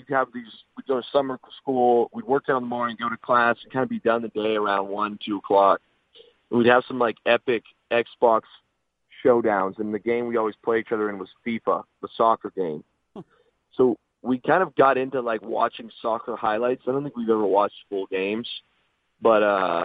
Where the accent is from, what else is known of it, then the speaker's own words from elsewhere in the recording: Windsor, Ontario, Canada; moved away; also born or lived in Seattle; I grew up in Windsor on a border town